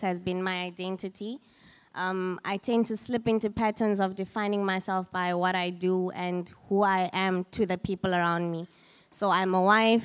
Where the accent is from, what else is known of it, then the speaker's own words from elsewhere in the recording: Free State, South Africa; moved away as an adult; also born or lived in Johannesburg; I grew up in the Free State